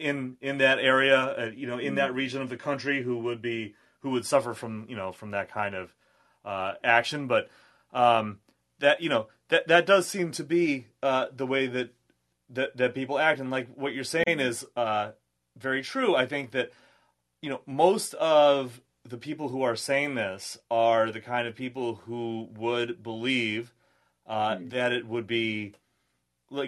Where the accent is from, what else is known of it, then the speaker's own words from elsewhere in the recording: New England, United States; I'm from the Northeast. I'm from New England